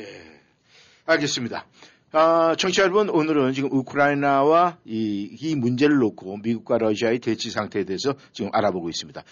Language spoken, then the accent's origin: Korean; South Korea; 우리 이제 한국 사람으로서